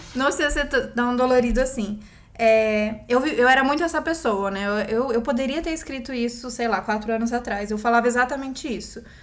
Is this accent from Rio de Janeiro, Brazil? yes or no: no; Campinas, São Paulo, Brazil; moved away as an adult; also born or lived in Bauru; now in São Paulo, Brazil; eu nasci em Campinas há 33 anos atrás